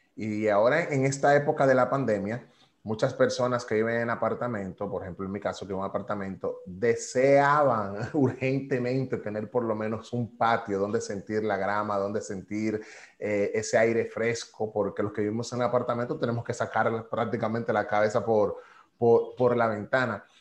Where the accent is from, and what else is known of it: Dominican Republic; also born or lived in New York, United States